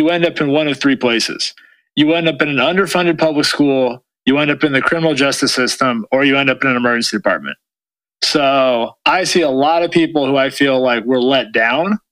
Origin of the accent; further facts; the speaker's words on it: Oakland, California, United States; also born or lived in Atherton, California; now in Los Angeles, United States; I grew up in Oakland